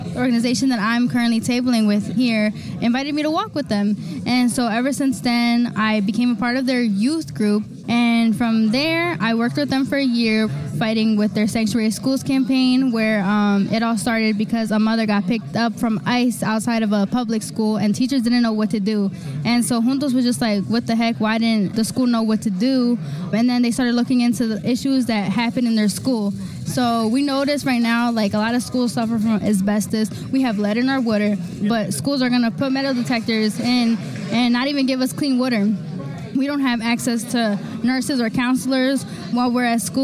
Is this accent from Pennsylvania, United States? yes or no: yes; Philadelphia, Pennsylvania, United States; I was born and raised in South Philly